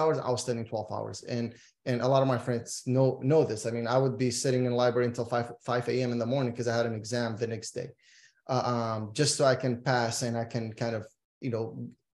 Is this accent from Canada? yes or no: no; Iraq; moved away; I'm originally from Iraq